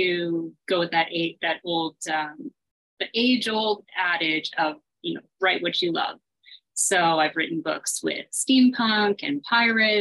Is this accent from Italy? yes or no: no; Canada; I live in Canada